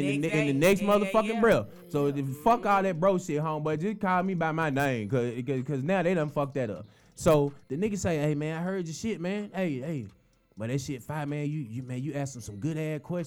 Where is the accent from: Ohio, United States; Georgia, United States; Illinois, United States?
Georgia, United States; Atlanta; I'm from Atlanta